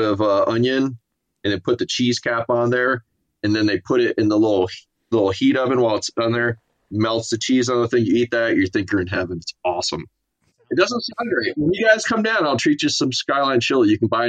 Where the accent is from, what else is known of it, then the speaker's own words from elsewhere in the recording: Miami, Florida, United States; born there; I was born in Miami, Florida.